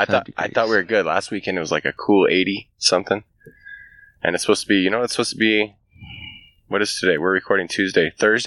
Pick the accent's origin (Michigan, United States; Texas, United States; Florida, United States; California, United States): California, United States; Bay Area; I grew up in the Bay Area.